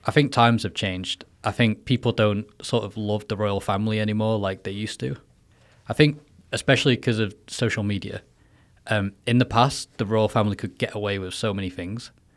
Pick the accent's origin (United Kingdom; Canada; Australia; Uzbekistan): United Kingdom; Manchester, North West England; moved away as an adult; now in Taiwan; I'm from England, Manchester